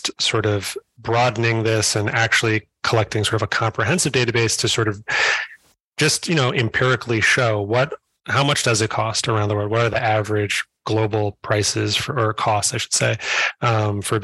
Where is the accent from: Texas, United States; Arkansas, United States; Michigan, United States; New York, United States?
New York, United States; New York City; I'm a New Yorker